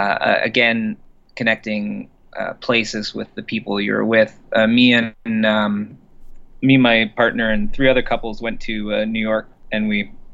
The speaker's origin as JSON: {"language": "English", "town": "Orillia", "region": "Ontario", "country": "Canada", "moved": "yes", "said": "We're both from Orillia."}